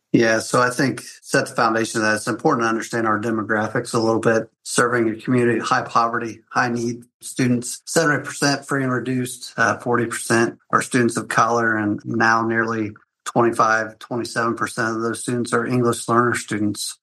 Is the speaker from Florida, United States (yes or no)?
no; Union City, Indiana, United States; Born and raised in Union City, Indiana. I came back home to be assistant principal here at Union City 13 years ago